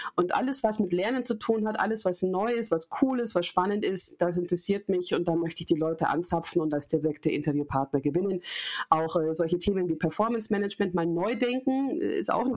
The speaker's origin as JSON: {"language": "German", "town": "Munich", "region": "Bavaria", "country": "Germany", "said": "Ich bin Münchnerin, ich bin 38 Jahre alt"}